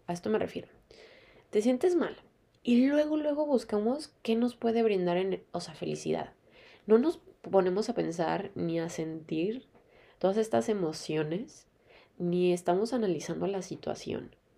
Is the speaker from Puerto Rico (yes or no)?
no; Mexico; moved away; soy de México, ustedes saben, o sea, siempre hay sol en México